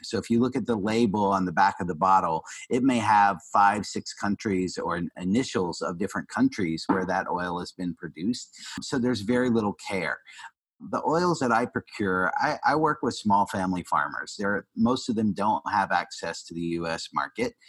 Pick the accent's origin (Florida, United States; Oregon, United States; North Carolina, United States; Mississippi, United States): North Carolina, United States; Asheville; I, am a Southern boy. I grew up in Asheville, North Carolina